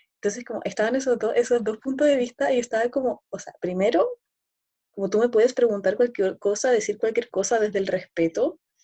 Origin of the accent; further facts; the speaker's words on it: Santiago, Santiago Metropolitan Region, Chile; also born or lived in Berlin; yo soy chilena, eh, nacida y crecida en Santiago, muy capitalina yo